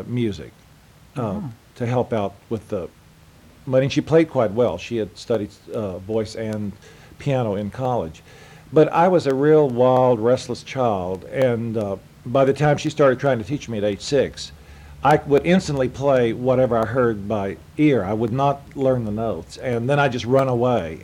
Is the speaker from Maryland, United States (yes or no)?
no; Texas, United States; moved away; my father was a Methodist minister in Texas, and Methodist ministers in Texas move constantly. So we moved every couple of years, and I always say I've lived in every town in Texas that had a population under 500.